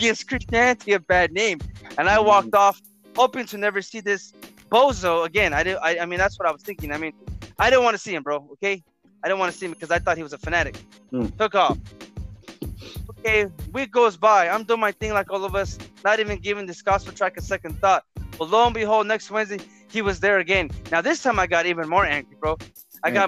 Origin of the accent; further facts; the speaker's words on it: Harbor City, California, United States; We graduated from high school, Narbonne High School, located in Harbor City, California. And, you know, you and I grew up in the Harbor area